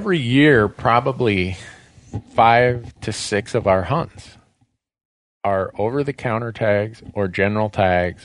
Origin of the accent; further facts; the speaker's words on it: Montana, United States; my home state of Montana